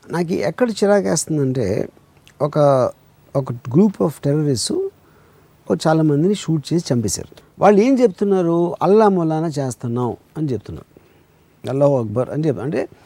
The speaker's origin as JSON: {"language": "Telugu", "country": "India", "tie": "born or raised there", "said": "ఇండియాలో పుట్టాను నేను ఎందుకంటే మా ఫాదర్ ఇండియాలో ఉన్నారు కాబట్టి"}